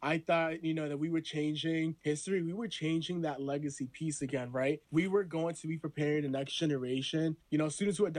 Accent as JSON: {"language": "English", "country": "Honduras", "moved": "yes", "said": "I'm from Honduras, I'm a first gen"}